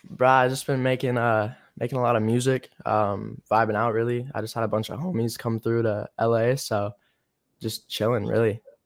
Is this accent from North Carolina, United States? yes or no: yes; North Carolina, United States; now in Los Angeles, United States; I'm from North Carolina